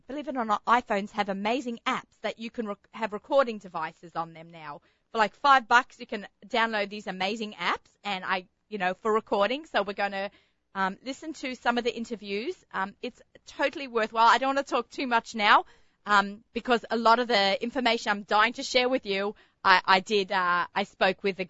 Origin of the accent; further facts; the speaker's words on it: Australia; accent: Australian; now in New York, United States; living in Australia, growing up in Australia